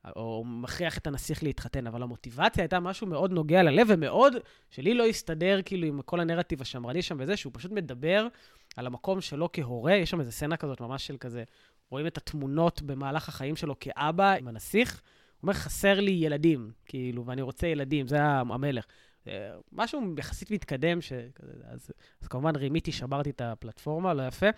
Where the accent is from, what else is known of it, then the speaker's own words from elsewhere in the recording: Sderot, Southern District, Israel; כדרומי או כמילואימניק, אה, כשדרותי